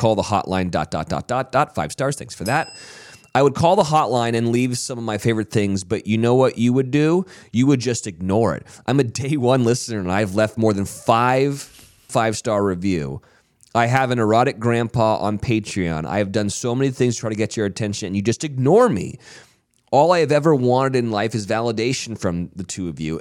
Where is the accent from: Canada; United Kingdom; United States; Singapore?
Canada; I'm from Canada